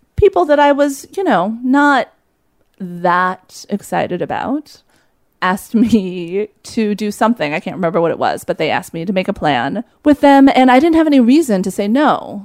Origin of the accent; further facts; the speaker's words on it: Los Angeles, California, United States; moved away as an adult; also born or lived in upstate New York; I was there from Los Angeles